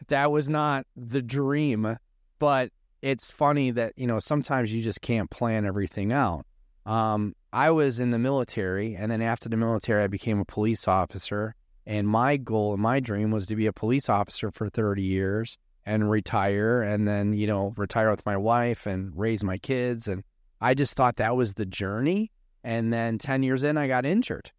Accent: Chicago, Illinois, United States; moved away as an adult; now in Arizona, United States; I'm originally from Chicago, uh, grew up in Chicago, and then in two thousand four, we moved here in Arizona

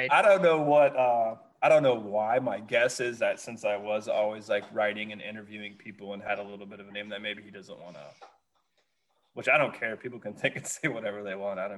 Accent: West Virginia, United States; moved away; I'm originally from West Virginia

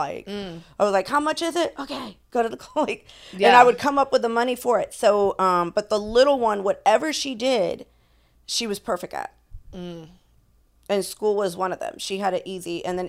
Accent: Florida, United States; Because where I was raised in Florida, people would go down for like a roach or something crazy.

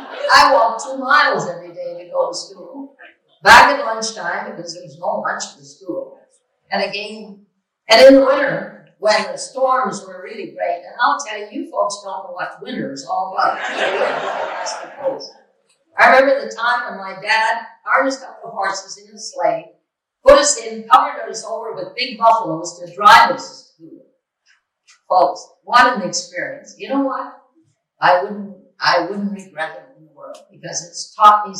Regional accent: Port Daniel, Quebec, Canada; now in Mississauga, Canada; I was born in Port Daniel on the Gaspee Coast, a village located in the Bay of Shore and part of the Gaspee Peninsula.

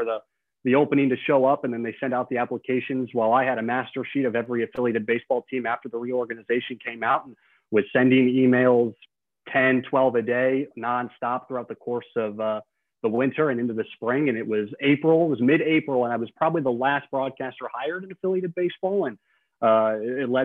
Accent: Ankeny, Iowa, United States; I grew up in Ankeny, Iowa

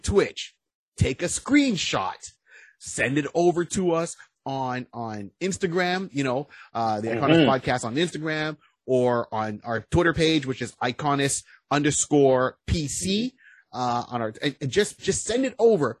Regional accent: Canada; also born or lived in Ontario; We are the Canadian version of the Plastic Cup Boys or Blue Collar Comedy

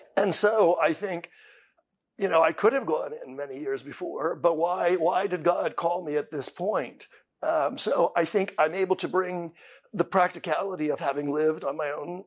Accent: Columbia, Pennsylvania, United States; I am from Holy Trinity Parish in Columbia, Pennsylvania. I have been a lifelong parishioner. Uh, I was baptized in Holy Trinity

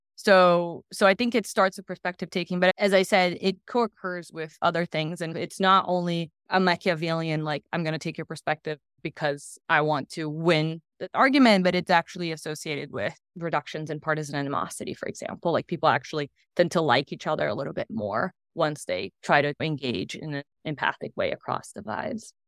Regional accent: Brazil; moved away as an adult; now in United States; I'm originally from Brazil, and, um, have lived in the U S for the last ten years.

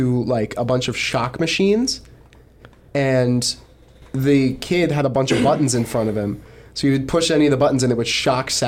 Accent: Connecticut, United States; I'm from Connecticut

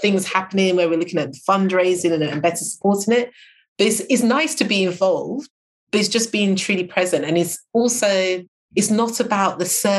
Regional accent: United Kingdom; being British

